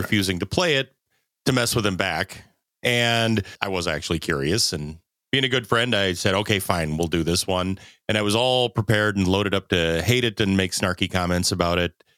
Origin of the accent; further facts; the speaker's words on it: southern Minnesota, United States; I'm from southern Minnesota and the Chicago Northwestern went right through my hometown